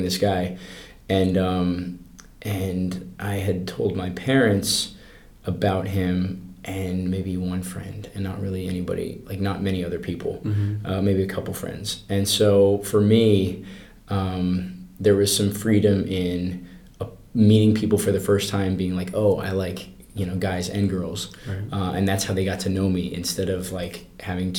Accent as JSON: {"language": "English", "region": "Colorado", "country": "United States", "tie": "born or raised there", "said": "I grew up in Colorado"}